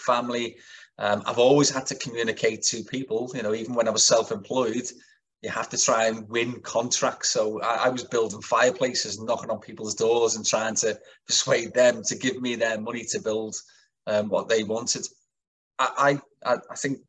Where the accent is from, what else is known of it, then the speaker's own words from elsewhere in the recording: Kirkby, North West England, United Kingdom; I'm a brickie from Kirby